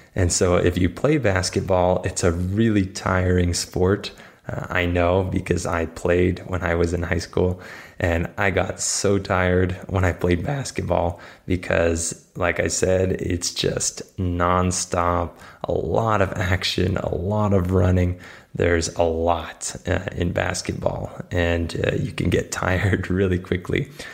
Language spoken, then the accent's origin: English; United States; I'm not like the typical American